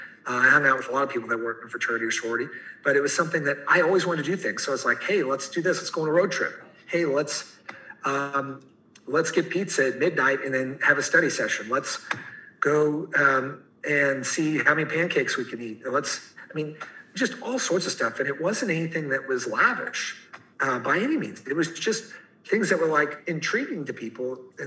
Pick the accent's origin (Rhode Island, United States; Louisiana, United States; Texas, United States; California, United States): Texas, United States; Fort Worth; I moved over from Fort Worth, Texas